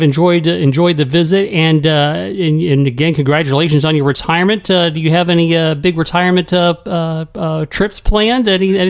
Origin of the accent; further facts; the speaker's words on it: Orlando, Florida, United States; I was born and raised in Orlando